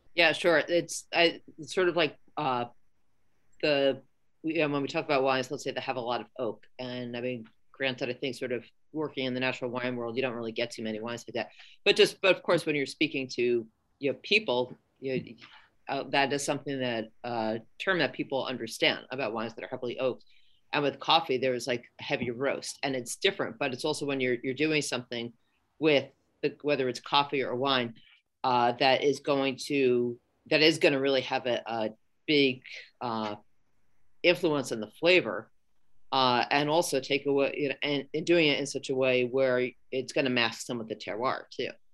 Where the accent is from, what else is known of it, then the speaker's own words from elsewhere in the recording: New York City, New York, United States; moved away as an adult; now in San Francisco Bay Area, United States; I'm a New Yorker